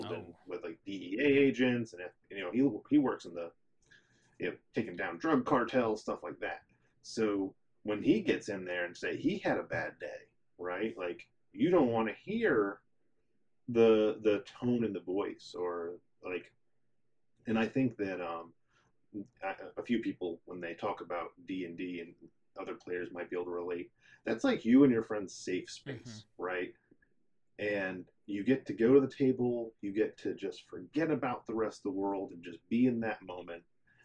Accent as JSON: {"language": "English", "region": "Connecticut", "country": "United States", "also_born_or_lived": "North Carolina / Boone, North Carolina", "moved": "yes", "said": "I'm from Connecticut. I'm an Italian, and I grew up, you know, with my dad as a truck driver."}